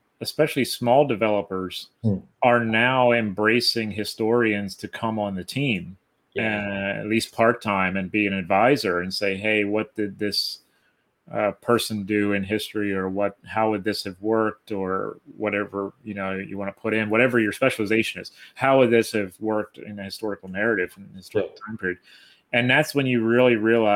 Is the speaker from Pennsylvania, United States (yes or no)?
yes; South Central Pennsylvania, United States; growing up in South Central Pennsylvania, I know there's a dialect here